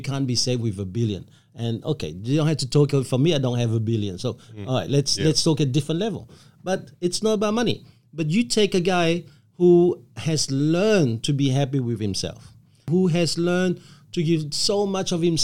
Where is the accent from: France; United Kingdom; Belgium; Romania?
Belgium; now in Australia; I come from Belgium